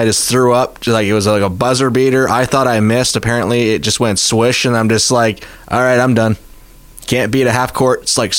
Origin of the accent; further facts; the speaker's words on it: Southern Ontario, Canada; growing up in Southern Ontario